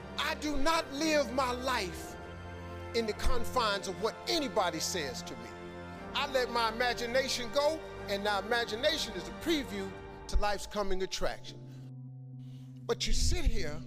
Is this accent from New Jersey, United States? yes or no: no; Cleveland, Ohio, United States; I'm from Cleveland